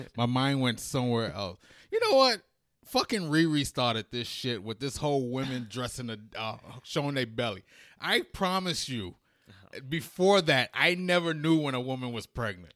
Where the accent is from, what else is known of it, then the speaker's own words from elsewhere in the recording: United States; also born or lived in England / New York / Washington, D.C.; I was born in England, but I was basically raised in America.